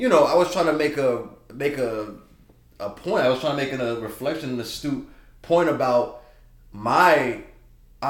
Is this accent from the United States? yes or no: yes; Georgia, United States; moved away; I'm from Georgia